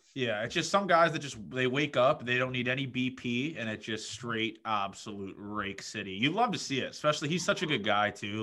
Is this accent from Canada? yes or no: yes; Toronto, Ontario, Canada; moved away; also born or lived in Nebraska; I'm from Toronto